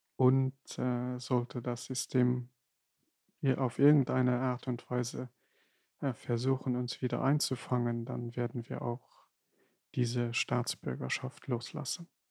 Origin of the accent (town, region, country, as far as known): Luxembourg; German is a second language